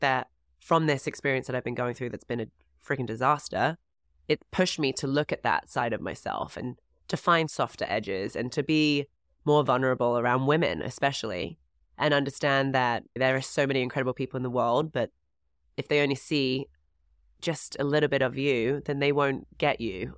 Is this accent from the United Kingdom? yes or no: yes; England, United Kingdom; moved away as an adult; also born or lived in Florida; I'm from England